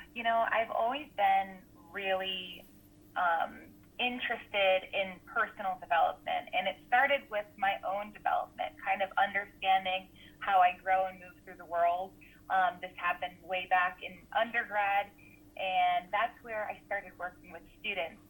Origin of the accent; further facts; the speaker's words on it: Rhode Island, United States; moved away as an adult; also born or lived in New York City; I am from Rhode Island um, in the U.S. originally, and then I moved to New York City to get my graduate um, education at Columbia University.